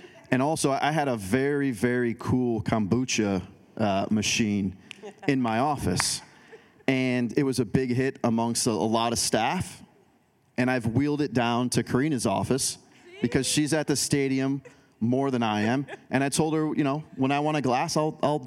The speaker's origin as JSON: {"language": "English", "town": "Chicago", "region": "Illinois", "country": "United States", "moved": "yes", "lives_now": "Portland, United States", "said": "Chicago because that's where I'm from originally"}